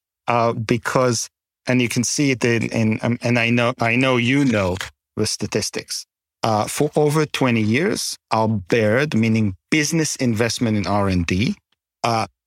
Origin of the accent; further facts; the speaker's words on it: Canada; as a Canadian